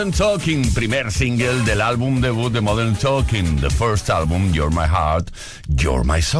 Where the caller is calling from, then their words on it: Madrid, Community of Madrid, Spain; Hola, buenas tardes. … de Madrid